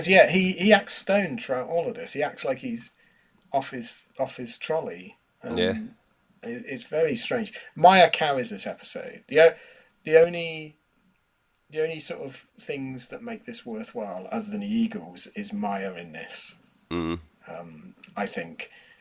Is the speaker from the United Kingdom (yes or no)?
yes; United Kingdom; as a British person, we're used to landscapes that, like, look like American redwood forests